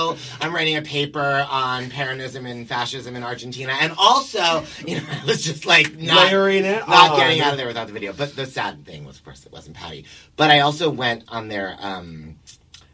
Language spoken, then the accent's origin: English; New York, United States; I was born here, and my grandparents took me to see some Broadway shows